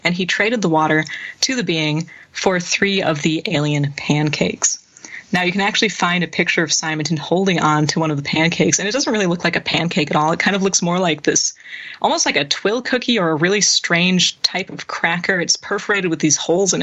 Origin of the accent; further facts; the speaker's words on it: Wisconsin, United States; my home state of Wisconsin